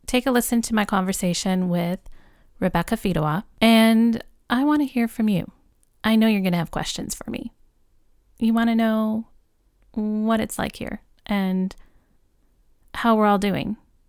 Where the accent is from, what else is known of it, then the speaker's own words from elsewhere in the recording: Flint, Michigan, United States; where are you from? And I say, Flint, Michigan.